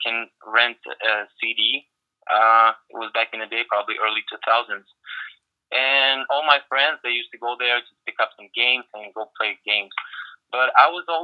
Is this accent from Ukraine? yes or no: yes; small town in the south of Ukraine, southern Ukraine, Ukraine; English is a second language; moved away as an adult; now in Los Angeles, United States; I came from a small town in the south of Ukraine, and there was nothing, especially in the 90s